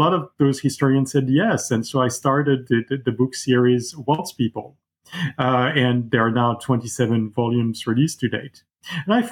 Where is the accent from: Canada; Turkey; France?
France; Paris, Île-de-France; I grew up in Paris